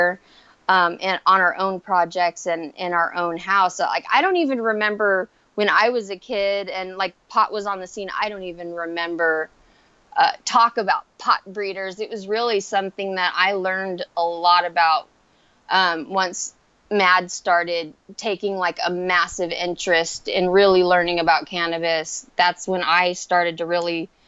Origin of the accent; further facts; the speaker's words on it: Central Valley, California, United States; I've been pretty much in, like, the Central Valley area my entire life